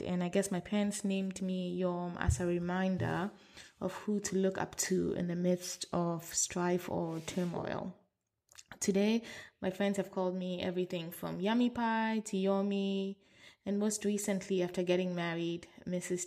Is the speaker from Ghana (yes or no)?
yes; Accra, Greater Accra, Ghana; I was born and raised in Accra, Ghana